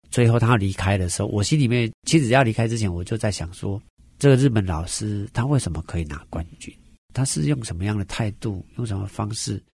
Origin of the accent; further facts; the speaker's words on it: Neipu, Pingtung County, Taiwan; moved away; 我在我们乡下，我们屏东内埔龙泉这个地方，每年我都会回去颁奖学金啊